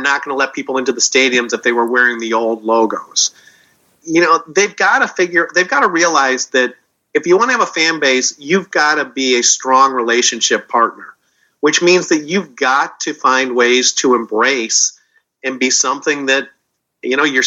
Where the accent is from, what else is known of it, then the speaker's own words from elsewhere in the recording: Chicago, Illinois, United States; moved away; I grew up in Chicago